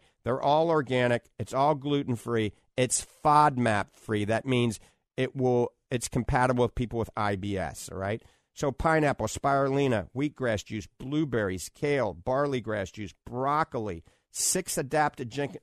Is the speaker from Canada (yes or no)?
no; New Orleans, Louisiana, United States; now in The Villages, United States; I grew up in New Orleans